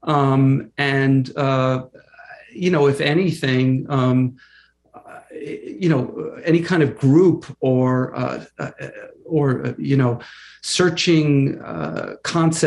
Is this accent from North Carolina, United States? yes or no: no; Long Island, New York, United States; I grew up on Long Island, in a middle-class family